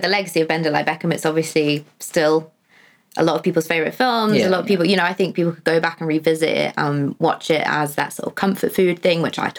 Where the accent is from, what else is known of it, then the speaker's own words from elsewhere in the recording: East of England, United Kingdom; growing up in a very sort of white area down in Hertfordshire/Bedfordshire.